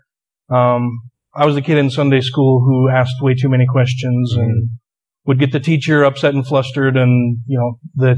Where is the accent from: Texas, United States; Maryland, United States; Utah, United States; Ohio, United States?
Utah, United States; also born or lived in Wyoming; I was born and raised here in Utah, lived here almost my entire life. We had a brief stint in Wyoming when I was younger.